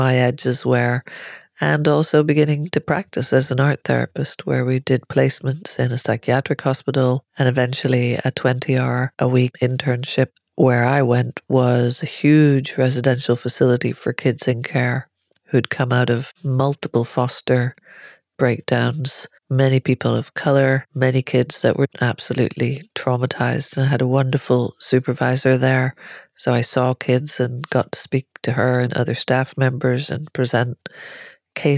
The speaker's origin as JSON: {"language": "English", "country": "Ireland", "moved": "as an adult", "said": "I'm Irish"}